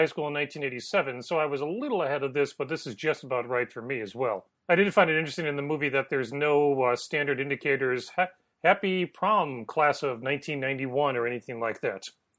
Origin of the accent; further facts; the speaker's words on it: north suburb of Chicago, Illinois, United States; I was in a north suburb. I went to a Jesuit high school called Loyola Academy